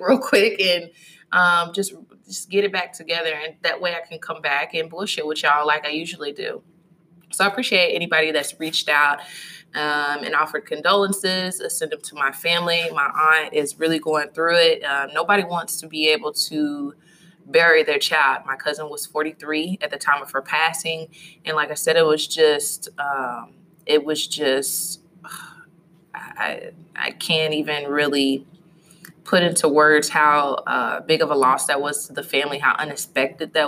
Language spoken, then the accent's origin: English; Louisville, Kentucky, United States; my hometown is Louisville, Kentucky